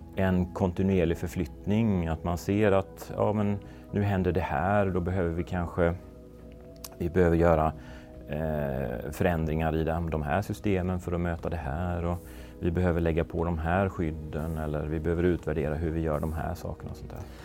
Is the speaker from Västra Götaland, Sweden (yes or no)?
yes; Gothenburg, Västra Götaland, Sweden; moved away as an adult; also born or lived in Skåne / Malmö / Stockholm; flytta tillbaks till Göteborg där jag kommer ifrån